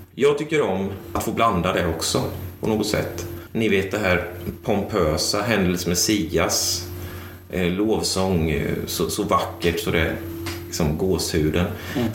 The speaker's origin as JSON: {"language": "Swedish", "country": "Sweden", "tie": "born or raised there", "lives_now": "Tranås, Sweden", "said": "växte upp i kapelalliansförsamling församling eh, i Lindros. Eh, samtidigt som jag växte upp i Lindros kyrka"}